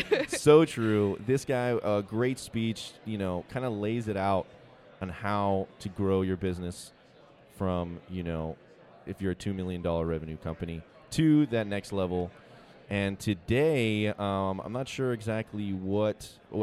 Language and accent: English; East Coast, United States; But we're from the East Coast.